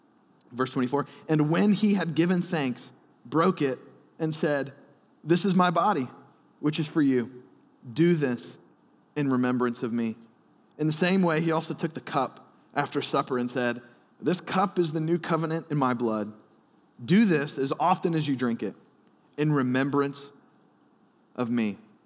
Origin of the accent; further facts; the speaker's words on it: Alabama, United States; born there; I was born in Alabama, so I can say that.